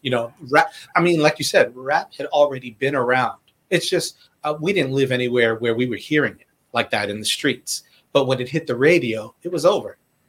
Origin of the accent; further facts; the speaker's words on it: Boston, Massachusetts, United States; I was born and raised in Boston.